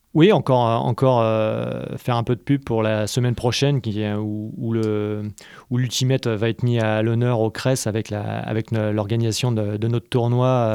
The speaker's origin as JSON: {"language": "French", "area": "Paris region", "region": "Île-de-France", "country": "France", "moved": "as an adult", "lives_now": "Montpellier, France", "said": "je suis originaire de région parisienne."}